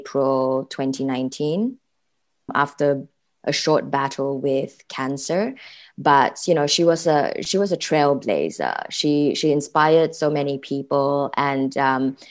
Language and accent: English; Malaysia; moved away as an adult; now in The Hague, Netherlands; I'm a Malaysian living in The Hague, the Netherlands.